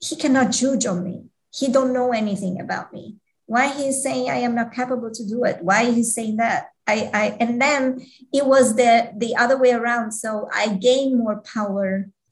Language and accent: English; Switzerland; I was born in Switzerland and I was grow up here